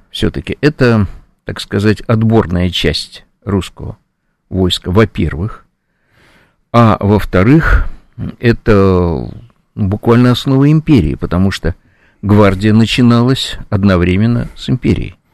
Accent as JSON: {"language": "Russian", "region": "Saint Petersburg", "country": "Russia", "tie": "born or raised there", "said": "вот вышли вы в моем родном городе Ленинграде, Санкт-Петербурге, из Московского вокзала"}